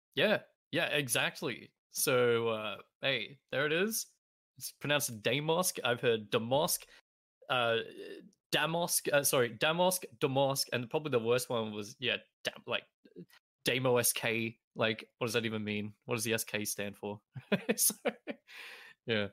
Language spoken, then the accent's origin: English; three hours from Melbourne, rural Victoria, Australia; moved away as an adult; now in Melbourne, Australia; back where I used to live in my hometown